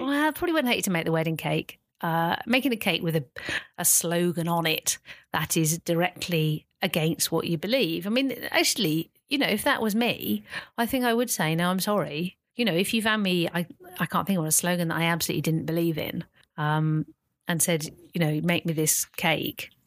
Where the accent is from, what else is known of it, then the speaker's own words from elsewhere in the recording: the Cotswolds, near Stroud, South West England, United Kingdom; I mainly grew up in the Cotswolds, in a little village near Stroud